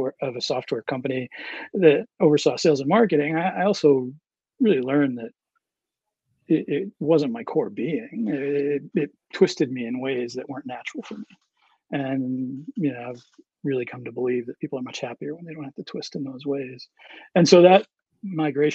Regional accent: Berlin, New Hampshire, United States; I grew up in Berlin, New Hampshire.

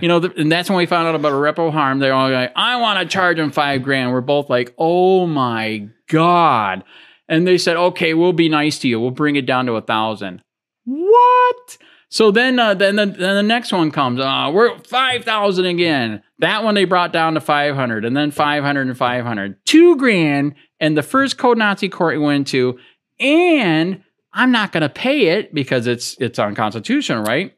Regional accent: Michigan, United States; now in Florida, United States; I'm from Michigan

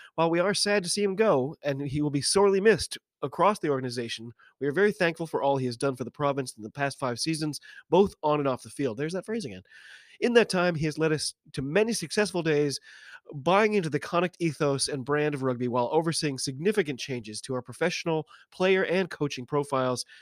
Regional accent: United States; I'm an American rugby fan

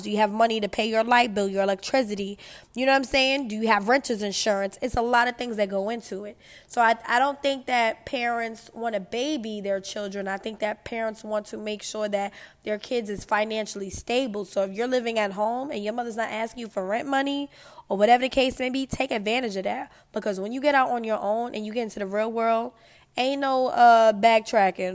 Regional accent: New York, United States; I'm from New York

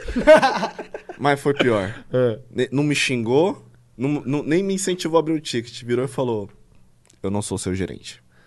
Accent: São Paulo, Brazil; eu cresci na Vila Brasilândia, tá ligado? Ah. Que é um, um local considerado muito perigoso pro paulista

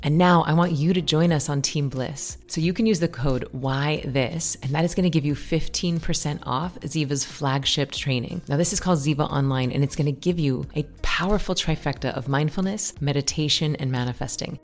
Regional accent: Tallahassee, Florida, United States; I was from Tallahassee, so I didn't have to, like, change and uproot my life when I went to college

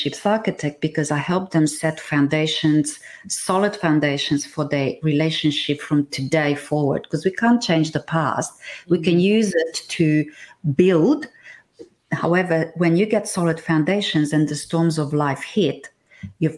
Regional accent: Transylvania, Romania; moved away; I come from Romania. Now, if you go north, I'm from Transylvania.

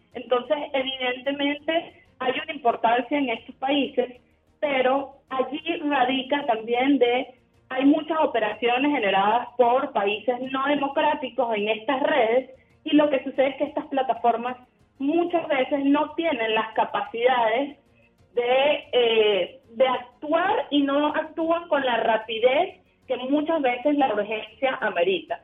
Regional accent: Venezuela

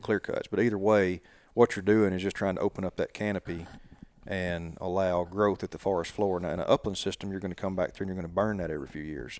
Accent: Sipsey Swamp, near Tuscaloosa, Alabama, United States; I grew up hunting in the Sipsy Swamp between here and Tuscaloosa

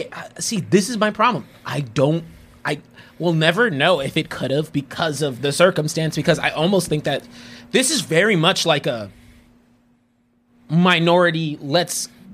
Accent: Dominican Republic; I was like, I'm from the Dominican Republic, baby. Hispanic.

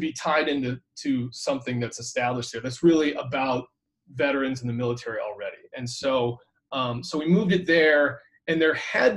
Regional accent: Natick, Massachusetts, United States; moved away; I grew up in Natick, Massachusetts

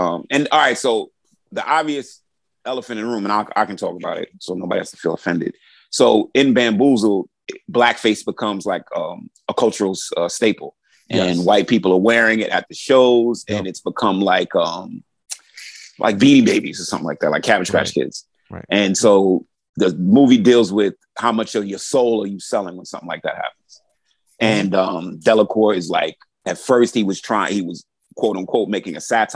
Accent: New York City, New York, United States; I grew up in Brooklyn, New York.

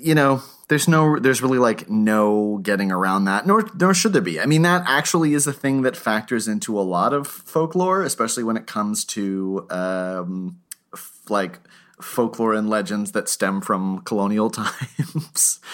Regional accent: Lakes Region, New Hampshire, United States; I'm from the Lakes region in New Hampshire

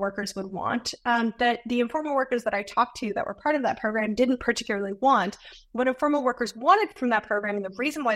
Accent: United States; I'm a professor from the United States

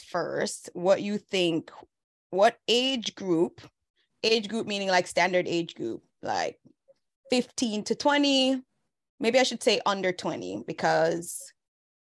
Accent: Jamaica; moved away; In Jamaica, Valentine's Day was a thing for real. Growing up, it was a whole thing

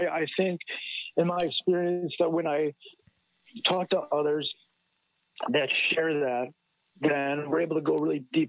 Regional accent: Wisconsin, United States; growing up in Wisconsin. You know, it's Green Bay Packers country, and so it's like a religion up here

